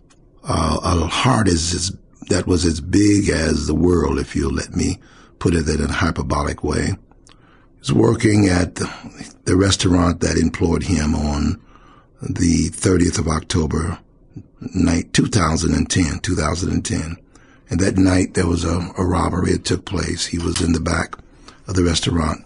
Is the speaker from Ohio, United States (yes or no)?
yes; Cincinnati, Ohio, United States; also born or lived in Knoxville, Tennessee; So I've been in Cincinnati for 66 years